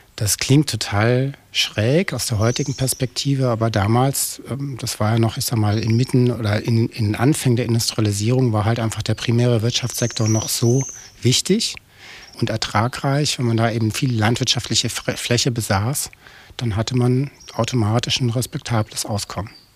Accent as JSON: {"language": "German", "town": "Munich", "region": "Bavaria", "country": "Germany", "tie": "born or raised there", "also_born_or_lived": "Australia / Cologne / Dortmund", "moved": "as an adult", "lives_now": "Neetzow, Germany", "said": "da bin ich dann auch geboren und groß geworden."}